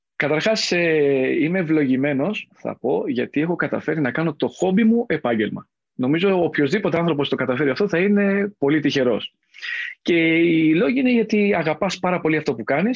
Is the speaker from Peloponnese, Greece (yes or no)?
yes; Mani, Laconia, Peloponnese, Greece; moved away; also born or lived in Athens; κατάγομαι από τη Λακωνία, από τη Μάνη συγκεκριμένα